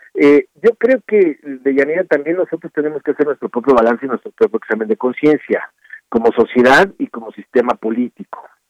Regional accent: Mexico; los mexicanos

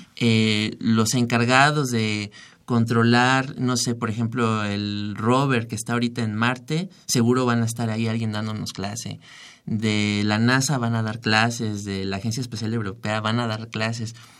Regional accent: Mexico; somos cinco mexicanos

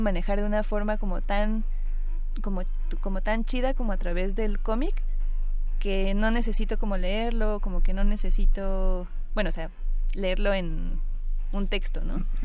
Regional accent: Mexico; como somos mexicanos

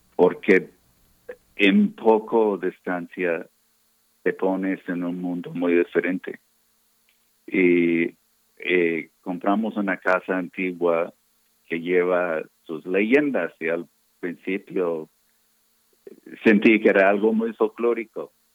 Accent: Texas, United States; Spanish is a second language; moved away as an adult; also born or lived in California; now in Oaxaca, Mexico; yo crecí en Texas

